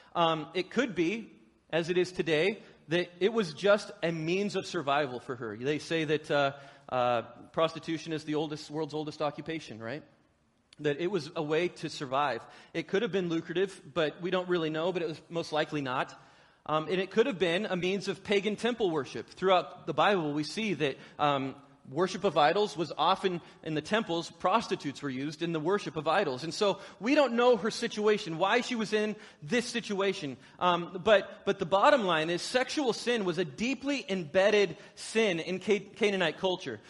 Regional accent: United States; I'm an American

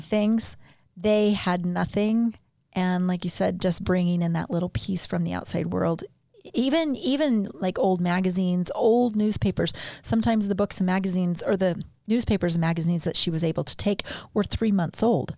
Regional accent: Tennessee, United States; I was born in Tennessee.

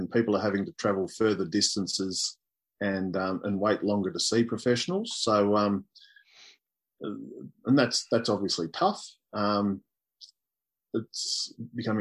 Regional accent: East Gippsland, Victoria, Australia; When I was growing up, I grew up in East Gippsland

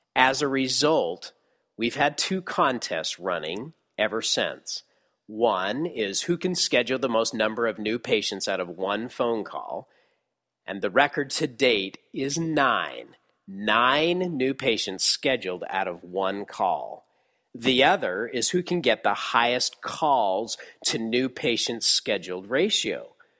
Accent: Texas, United States; my hometown in Texas

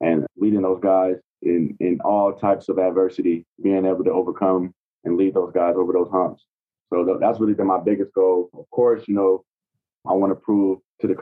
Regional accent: Atlanta, Georgia, United States; now in Tampa, United States; I'm from Atlanta

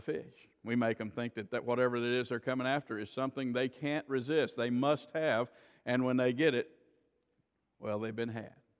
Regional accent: Florida, United States; I grew up in Florida

